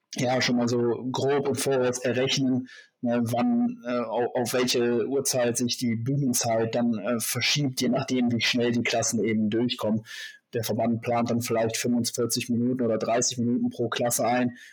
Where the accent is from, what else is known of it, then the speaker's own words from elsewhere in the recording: Germany; hier bei uns in Deutschland